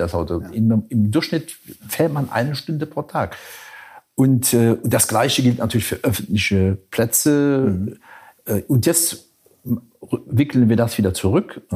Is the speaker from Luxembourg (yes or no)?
yes; Luxembourg City, Luxembourg; die Hauptstadt, meine Stadt, wo ich geboren bin, wo ich mein ganzes Leben gelebt habe